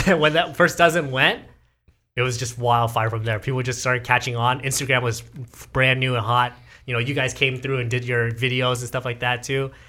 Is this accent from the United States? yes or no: yes; Garden Grove, California, United States; this is my hometown, like, this Garden Grove, Fountain Valley, Westminster area